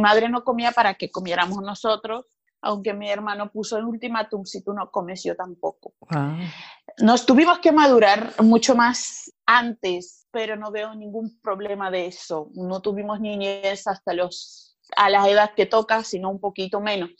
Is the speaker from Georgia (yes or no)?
yes; Sukhumi, Abkhazia, Georgia; Spanish is a second language; now in Barcelona, Spain; vengo de Georgia, que es poco conocido, eh, una región que se llama Abjasia. Vengo de Sukhumi